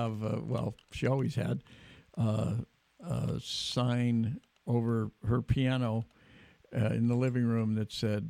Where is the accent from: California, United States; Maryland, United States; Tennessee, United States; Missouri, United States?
California, United States; Davis; I grew up in Davis, another college town, and it's just the same way. You're right, farmers markets and a lot of ag all around.